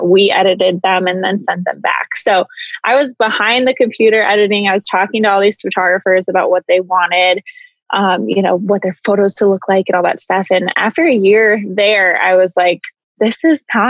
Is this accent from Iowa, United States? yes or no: yes; Iowa, United States; also born or lived in Chandler, Arizona; growing up in Iowa, we kind of get the same kind of Midwest thing